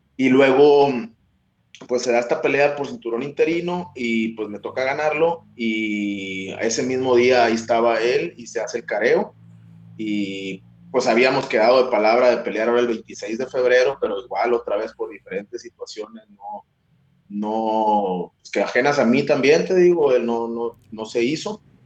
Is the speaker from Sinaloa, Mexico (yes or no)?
no; Hermosillo, Sonora, Mexico; moved away as an adult; also born or lived in Chicago; now in Tijuana, Mexico; yo soy de Sonora, eh, de Hermosillo, Sonora, para ser exactos, y de la tierra caliente